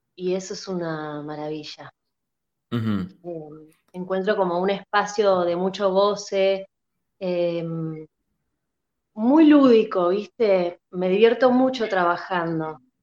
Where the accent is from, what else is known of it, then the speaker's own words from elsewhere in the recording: La Plata, Buenos Aires Province, Argentina; now in Buenos Aires, Argentina; Yo soy de La Plata, yo empecé haciendo talleres allá en La Plata